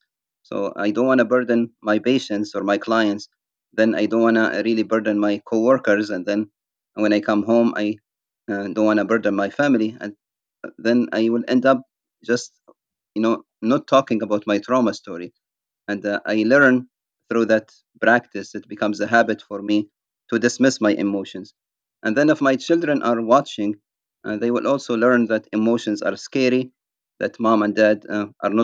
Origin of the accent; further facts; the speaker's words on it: Libya; moved away as an adult; also born or lived in United Kingdom; now in United States; I ended up leaving my home country, Libya, in the year 1999, and living as an asylum seeker in the United Kingdom before coming to the United States in 2002.